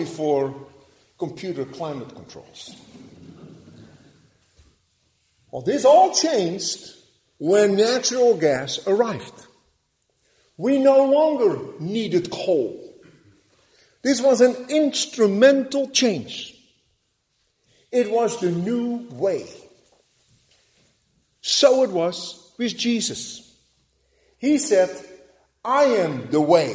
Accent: Netherlands; moved away; Growing up in Holland

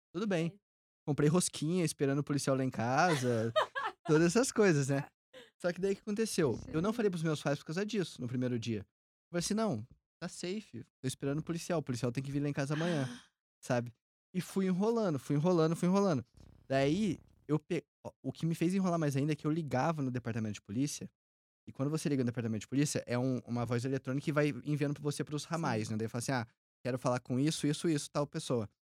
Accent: Minas Gerais, Brazil; moved away as an adult; now in Tampa, United States; eu que sou mineiro

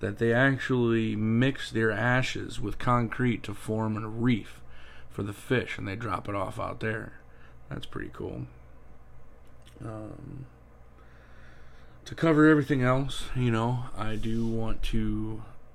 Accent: Ohio, United States; moved away as an adult; now in Florida, United States; I was born and raised in Ohio. I lived there until I was 24 years old.

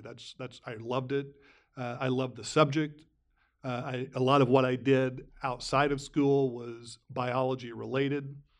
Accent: Fairfield, Illinois, United States; I was a sophomore in high school, and I grew up in Fairfield

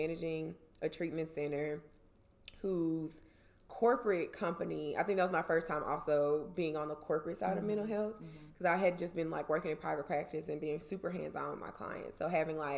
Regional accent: Jackson, Mississippi, United States; moved away as an adult; also born or lived in Atlanta, Georgia / Washington, D.C.; I'm from Jackson originally, and we grew up together.

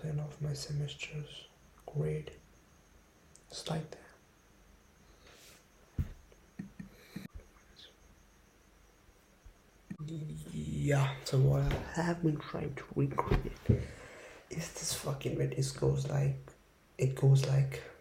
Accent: India; also born or lived in Delhi / Jaipur; I'm from India, okay? I'm from Delhi, I'm from Jaipur. That's in India

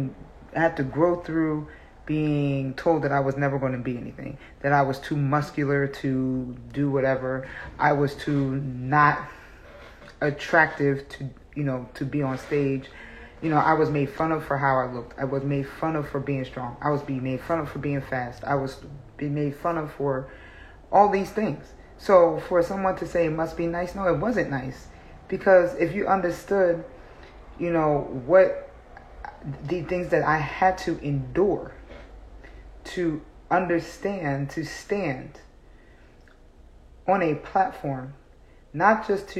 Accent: South Africa; So, I came from South Africa.

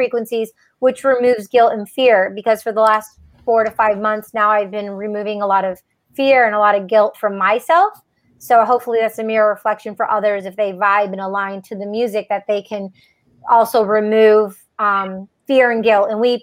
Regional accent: outside of Detroit, Michigan, United States; growing up outside of Detroit, Michigan.

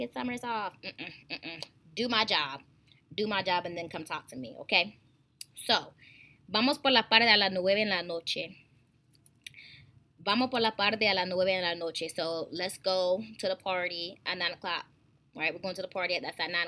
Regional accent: United States; we're all in the United States of America and we all speak English, okay, we're all from different regions

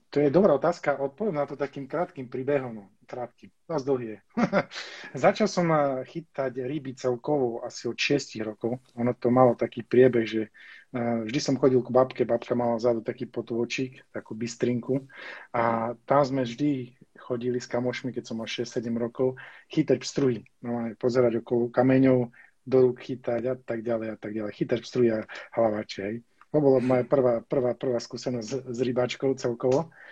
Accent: Spišská Nová Ves, Košice Region, Slovakia; ja som bol zo Spisky Novesi, alebo som, bol, som sa narodil z Spisky Novesi, to je také malé mestečko

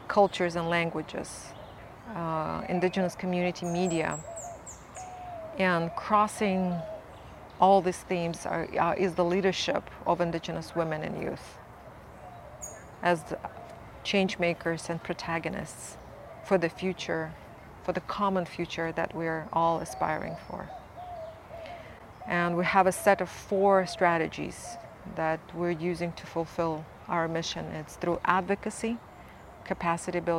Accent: Buryat, Siberia, Russia; I come from the Abzai clan of the Ihirit Nation of Buryat peoples. We're peoples in Siberia on both sides of Lake Baikal.

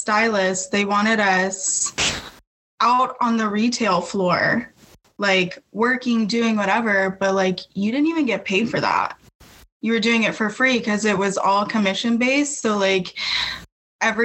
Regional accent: New Mexico, United States; moved away as an adult; now in Austin, United States; I'm from New Mexico, but I've been here like 11 years

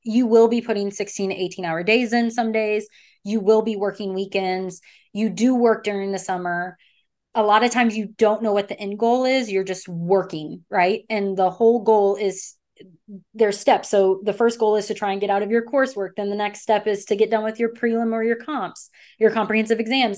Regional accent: Texas, United States; I'm from Texas

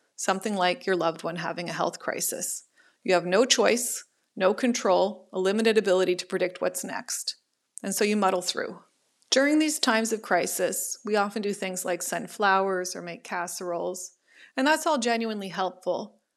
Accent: Ottawa, Ontario, Canada; moved away as an adult; now in Toronto, Canada; I was born and raised in Ottawa, but I now live in Toronto

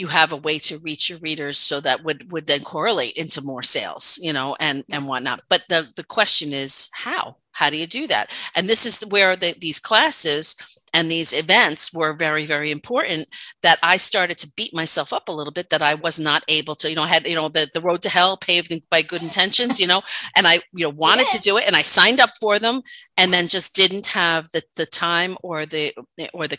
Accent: New York, United States; accent: New York; my New York accent

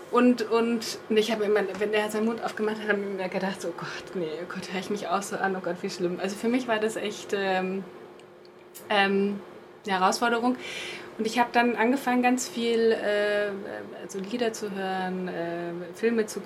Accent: Germany; accent: German; wenn ich äh, Spanisch spreche, merke ich wieder so meinen deutschen Akzent

